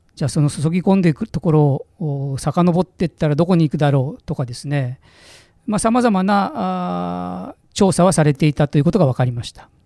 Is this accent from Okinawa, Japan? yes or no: no; Mitaka, Tokyo, Japan; 私も多摩の三鷹というところの出身